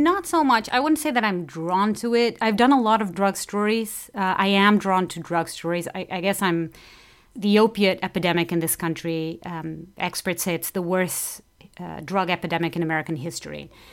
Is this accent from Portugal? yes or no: yes; Portugal; moved away; I'm from Portugal